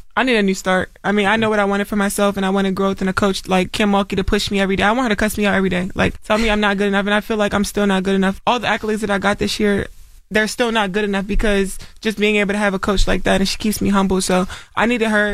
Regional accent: Baltimore, Maryland, United States; I'm from Baltimore, like that's what we do. Like we talk trash

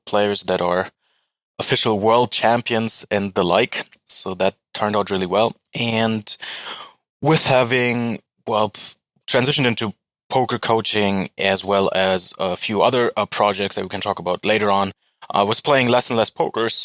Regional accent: Berlin, Germany; English is a second language; moved away as an adult; also born or lived in California, United States / Edinburgh, United Kingdom; now in Bulgaria; was born and raised in Berlin, capital of Germany.

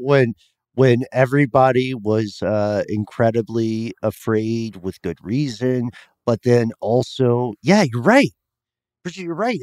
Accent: Atlanta, Georgia, United States; I'm from Atlanta. We all talk to each other constantly

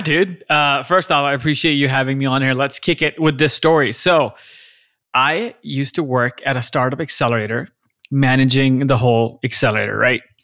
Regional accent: Lahore, Punjab, Pakistan; moved away as an adult; also born or lived in Austin, Texas; now in United States; I was born and raised in Lahore, Pakistan. I spent eighteen, nineteen years of my life there

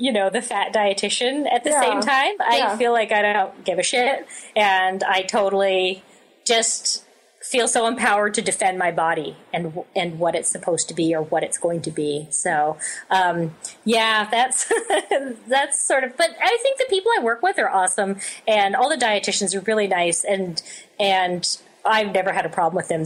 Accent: Canada; I feel like I'm Canadian

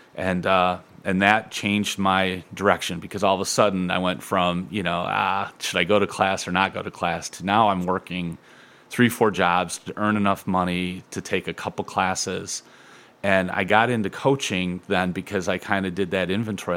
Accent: Toledo, Ohio, United States; I grew up in Point Place

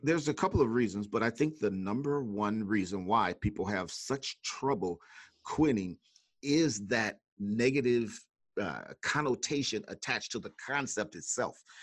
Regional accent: Mississippi, United States; now in Chicago, United States; I was actually born in Mississippi, that great state with the, uh, a bunch of S's

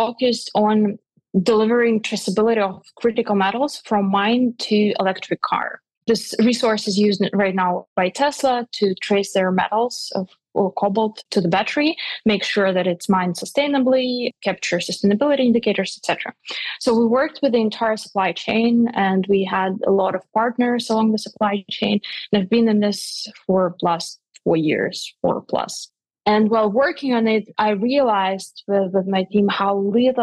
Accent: Russia; moved away; also born or lived in Switzerland; I'm originally from Russia

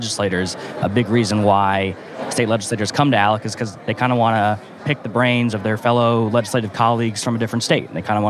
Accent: Southfield, Michigan, United States; moved away; I'm from the suburban Detroit area, so Southfield, Michigan

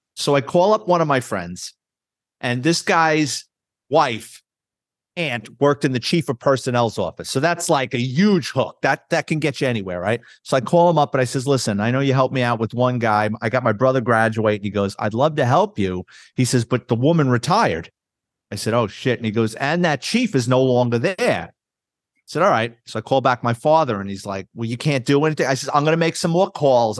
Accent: New York City, New York, United States; Born and raised in New York City, city kid. Lived in the Bronx

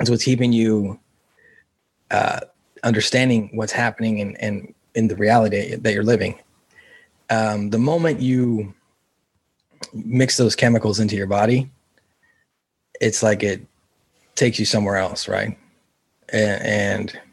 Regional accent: California, United States; I grew up in California

